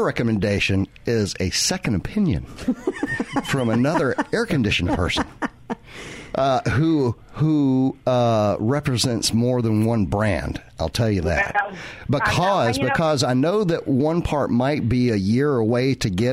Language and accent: English; the South, Southern United States, United States; as a Southerner